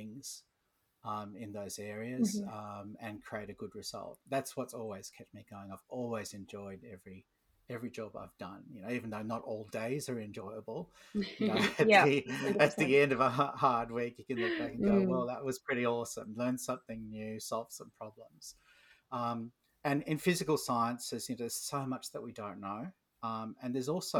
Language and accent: English; Australia; I'm an Australian.